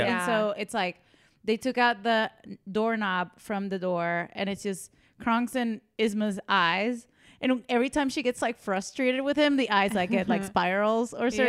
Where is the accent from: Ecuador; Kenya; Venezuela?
Venezuela; moved away; So I am from Venezuela and my country is insane. So I come from a violent place. I come from a violent place